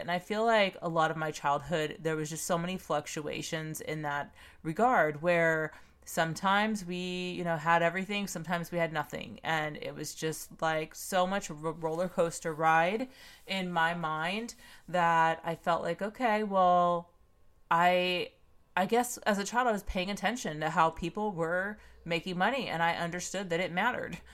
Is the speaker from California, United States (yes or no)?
yes; Pomona, California, United States; I grew up in Pomona, California